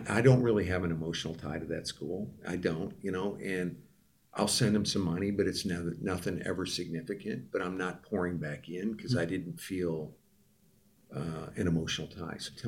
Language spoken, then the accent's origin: English; Midwest, United States; I come from the Midwest